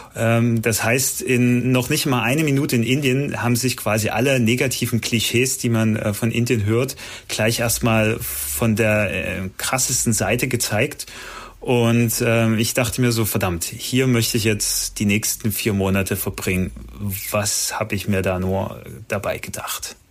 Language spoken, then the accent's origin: German; Germany; meine Heimat